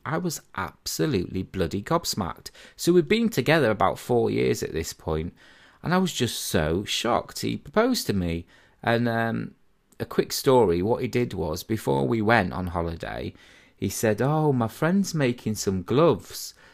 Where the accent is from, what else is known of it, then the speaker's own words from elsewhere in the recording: Harrogate, Yorkshire and the Humber, United Kingdom; I was originally brought up in a place called Harrogate.